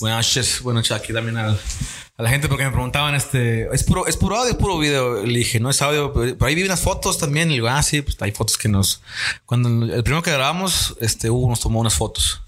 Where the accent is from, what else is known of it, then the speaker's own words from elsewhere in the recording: Tamaulipas, Mexico; tanto Daniel, tanto Jebus, tanto como yo somos de Tamaulipas